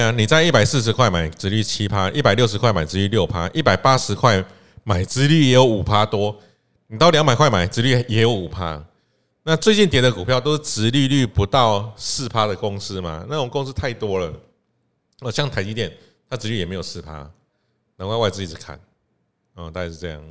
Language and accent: Chinese; Taiwan; 我们台湾人